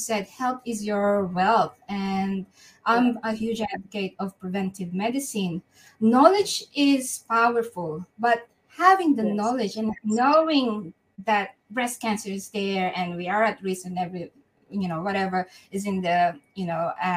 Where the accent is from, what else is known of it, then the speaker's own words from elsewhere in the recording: Manila, Metro Manila, Philippines; moved away as an adult; now in Perth, Australia; I was brought up in Manila